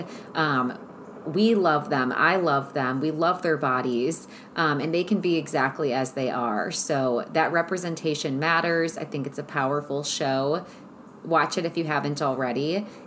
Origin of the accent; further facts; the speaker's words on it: Cleveland, Ohio, United States; I'm from Ohio, shout out Cleveland